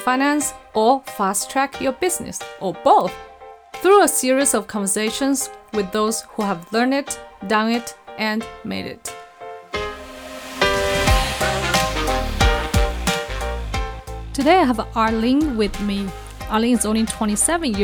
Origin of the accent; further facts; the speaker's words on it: China; moved away; also born or lived in Singapore; I was born in China and I went to Singapore to study